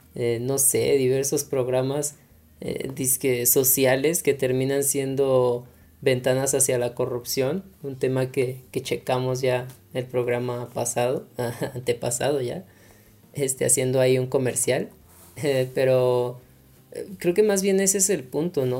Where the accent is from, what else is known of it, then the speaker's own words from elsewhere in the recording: Mexico; como mexicanos